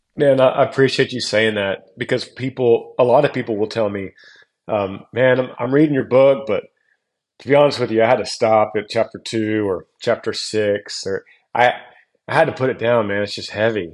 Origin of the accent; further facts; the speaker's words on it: Texas, United States; growing up in Texas